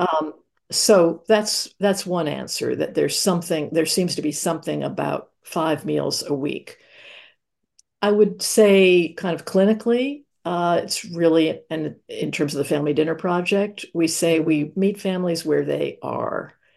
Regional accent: New York City, New York, United States; I grew up in New York City in Manhattan

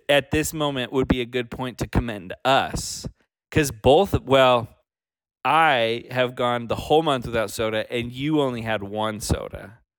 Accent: Ohio, United States; also born or lived in Utah; now in Washington, D.C., United States; Oh, yeah. I'm from Ohio, but now claim Utah as my home.

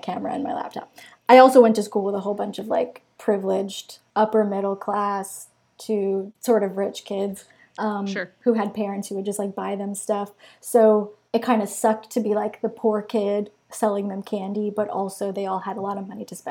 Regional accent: Long Beach, New York, United States; I grew up in Long Beach, New York

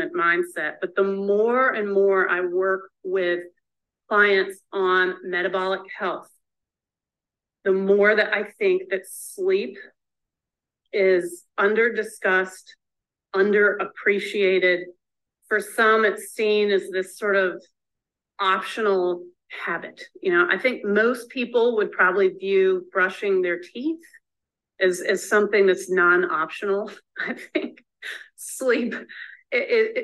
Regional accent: the South, United States; I'm from the South

